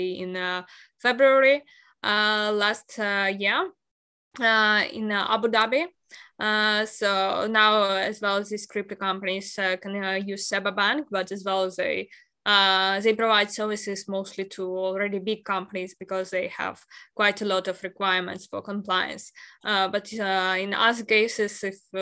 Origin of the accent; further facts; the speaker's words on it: Ukraine; moved away; I'm originally from Ukraine, and I haven't been there unfortunately since the start of the war